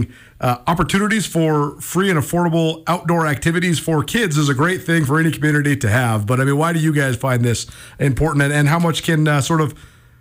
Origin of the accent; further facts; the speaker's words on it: Missoula, Montana, United States; I'm from Missoula. I graduated high school in 2005